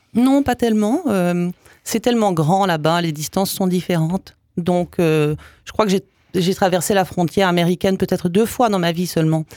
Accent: Canada; moved away as an adult; also born or lived in Belgium / English Canada / Quebec; now in Strasbourg, France; je suis née en Belgique, de père yougoslave et de mère française. Donc ça commençait déjà euh, pas mal. Et puis ensuite, euh, bah, j'ai suivi ma famille au Canada. D'abord au Canada anglais, après au Québec. J'ai mhm. passé 22 ans au Canada.

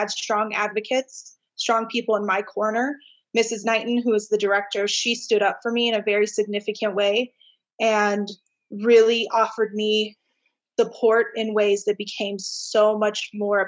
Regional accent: Layton, Utah, United States; we were raised in Layton

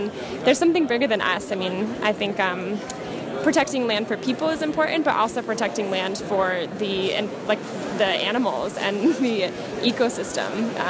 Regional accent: Lake George, New York, United States; So I grew up on Lake George in the Adirondacks in New York.

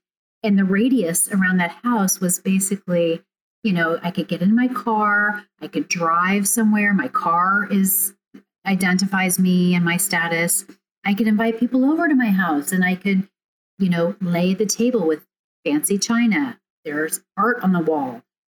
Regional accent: Overland Park, Kansas, United States; the one I grew up in Overland Park, Kansas

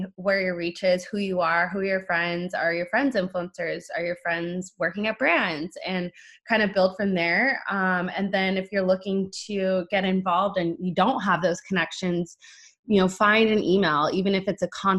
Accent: San Diego, California, United States; moved away as an adult; now in Los Angeles, United States; I am from San Diego

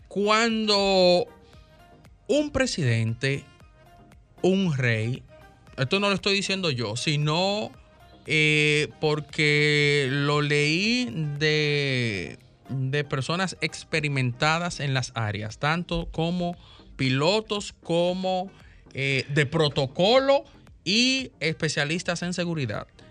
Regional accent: Dominican Republic; como dominicanos

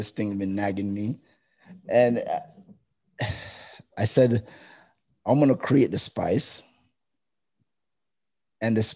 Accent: Jamaica; now in Canada; being Jamaican

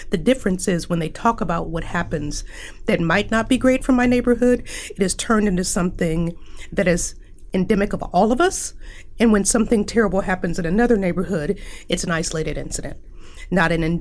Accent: Omaha, Nebraska, United States; saying that we're from North Omaha. Like I went to Druid Hill Elementary. I went to McMillan Junior High. I graduated from Omaha North High.

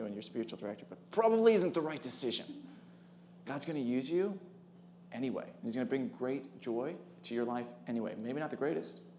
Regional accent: Wisconsin, United States; I'm from Wisconsin also

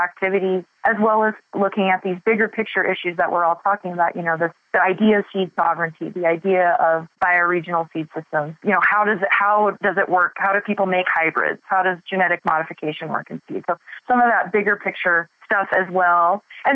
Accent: Boise, Idaho, United States; I was born and raised in Boise

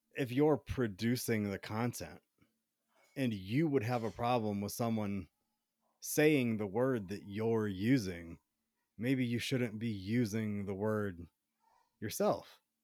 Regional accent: the South, United States; now in Colorado, United States; I was in the South

